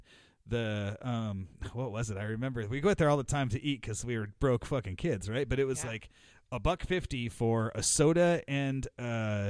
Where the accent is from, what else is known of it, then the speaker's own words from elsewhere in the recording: Snohomish, Washington, United States; I grew up like right next to Everett. I grew up in Stomish.